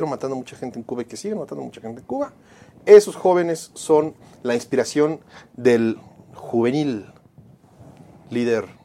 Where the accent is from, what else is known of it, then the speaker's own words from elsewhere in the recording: Mexico City, Mexico; Se te olvida que ya no somos Distrito Federal. Es Ciudad de México. Somos la Ciudad de México. Tenemos ya nuestra constitución vamos a elegir a nuestras alcaldías.